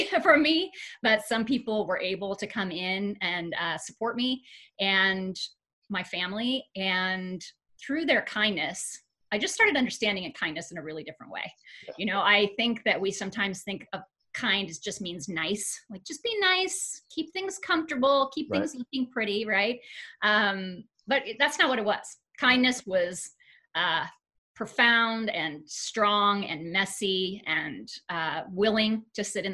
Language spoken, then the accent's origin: English; Tucson, Arizona, United States; also born or lived in Ames, Iowa; we moved here when I was a little kid. So okay. I would say I'm one of those almost natives. I was nine when we moved here. Fourth grade.